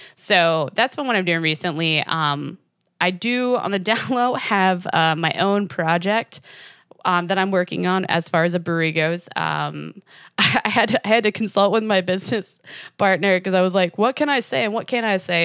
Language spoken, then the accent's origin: English; Jamestown, New York, United States; moved away; I'm originally from Western New York, um, in an area called Jamestown.